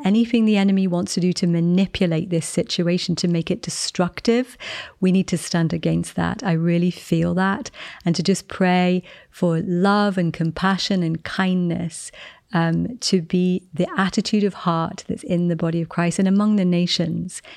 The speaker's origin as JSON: {"language": "English", "region": "England", "country": "United Kingdom", "moved": "yes", "said": "I'm English. I'm in America at the moment."}